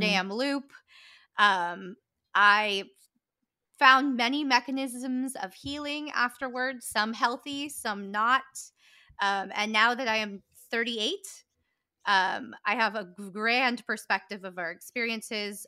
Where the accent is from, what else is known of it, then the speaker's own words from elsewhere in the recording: Calabasas, California, United States; I grew up in Calabasas, California